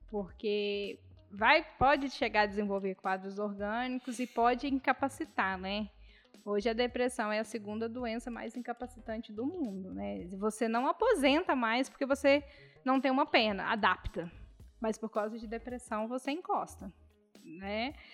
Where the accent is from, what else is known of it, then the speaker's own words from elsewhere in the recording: Barbacena, Minas Gerais, Brazil; Aí você fala assim, ah, eu sou de Barbacena.